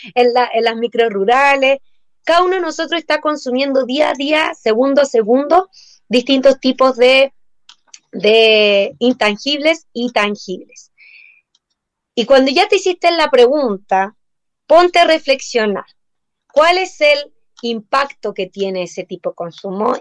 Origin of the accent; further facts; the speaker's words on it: Chile; nosotros como sociedad chilena